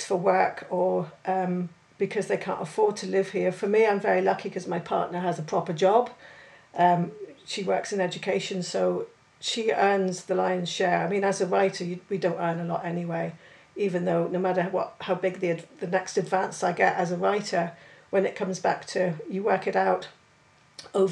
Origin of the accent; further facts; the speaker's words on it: Cornwall, South West England, United Kingdom; as a Cornish person, first and foremost. I'm born and raised here